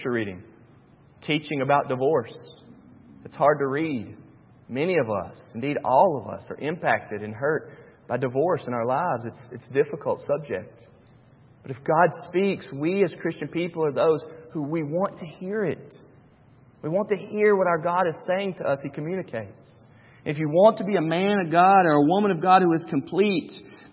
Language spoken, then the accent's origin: English; Charlotte, North Carolina, United States; When I was a kid growing up in Charlotte, North Carolina, my grandparents had season tickets to the Charlotte Hornets